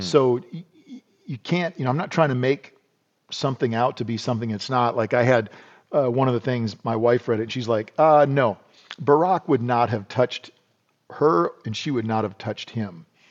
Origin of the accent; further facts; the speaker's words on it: South Dakota, United States; I grew up in South Dakota